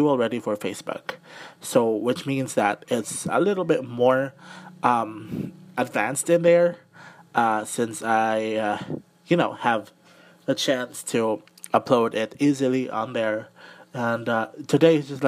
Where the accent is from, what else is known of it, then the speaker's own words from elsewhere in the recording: Mandaue, Central Visayas, Philippines; I am from Mandawi City, Cebu. Still part of Cebu though, but I am from Mandawi City, Cebu